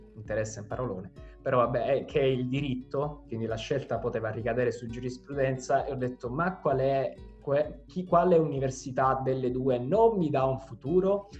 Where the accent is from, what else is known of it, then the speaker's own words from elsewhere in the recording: Vittoria, Sicily, Italy; moved away as an adult; now in Rome, Italy; vengo da, dalla Sicilia, da Vittoria